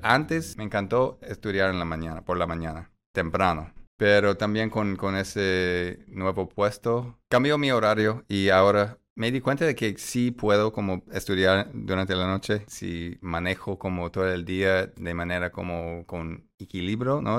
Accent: Chicago, Illinois, United States; Spanish is a second language; moved away; sí soy grande, de Chicago

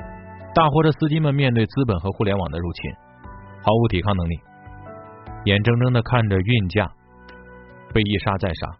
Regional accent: Henan, China; 赵德宝是我们河南人，五十多岁，胡子拉碴的，爽朗健谈。

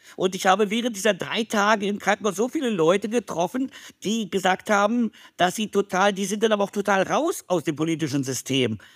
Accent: Berlin, Germany; Als ich aufgewachsen bin in West-Berlin

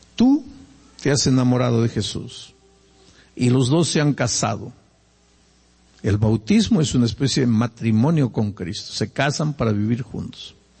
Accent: Peru; now in Brazil; Yo soy peruano y nací en el Perú

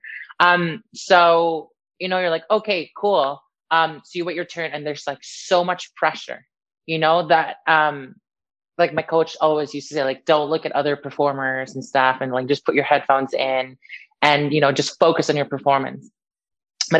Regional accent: Canada; also born or lived in Niagara Falls / Philippines; now in Wales, United Kingdom; I'm Canadian

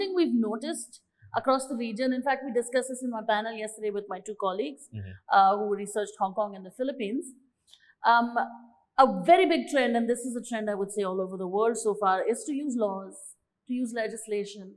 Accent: India; I'm from India

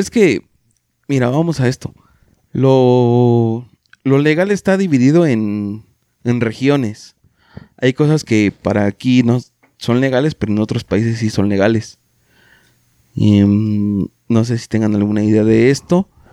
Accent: Mexico; la cultura que tenemos como mexicanos

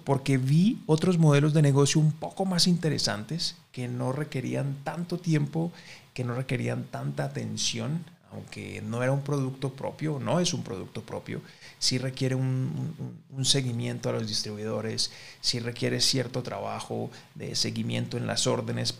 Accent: Colombia; en mi, en mi país, que es Colombia

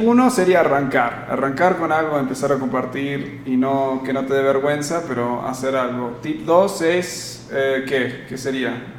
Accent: United States; moved away; soy gringo, soy, eh, eh, o sea, me eduqué en Estados Unidos

